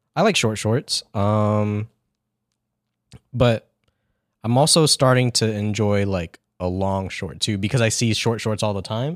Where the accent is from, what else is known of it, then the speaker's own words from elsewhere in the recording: Yokosuka, Kanagawa, Japan; moved away; I was born in Yokosuka, Japan. It is in the Kanagawa Prefecture.